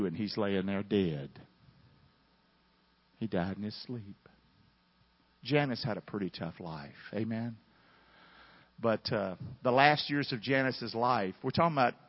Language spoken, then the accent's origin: English; the South, United States; growing up in the South